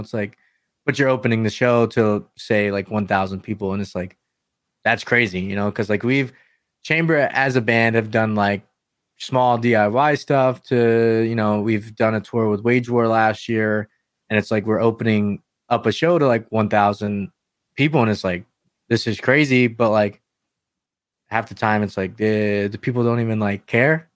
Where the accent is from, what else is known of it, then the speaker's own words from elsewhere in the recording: North Carolina, United States; I'm from North Carolina